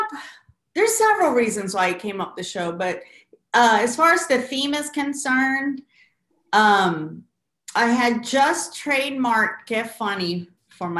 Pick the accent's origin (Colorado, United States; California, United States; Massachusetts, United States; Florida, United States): Florida, United States; as a Puerto Rican Salvadorian growing up in Florida